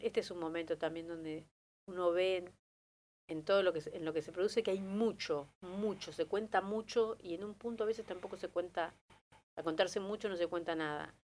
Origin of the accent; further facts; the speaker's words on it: Argentina; now in Buenos Aires, Argentina; nací en Buenos Aires, pero me fui muy chico a La Barría, tenía un año